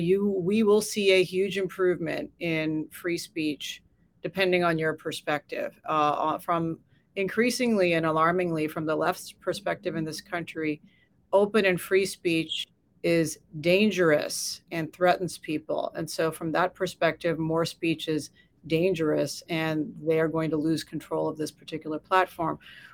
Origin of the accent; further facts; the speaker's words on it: United States; And so I think that's very alarming as an American.